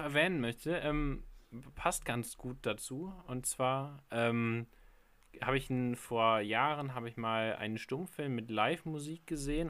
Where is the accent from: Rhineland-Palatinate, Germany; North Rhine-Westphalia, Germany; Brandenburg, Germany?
Rhineland-Palatinate, Germany; Trier; von meiner Heimatstadt Trier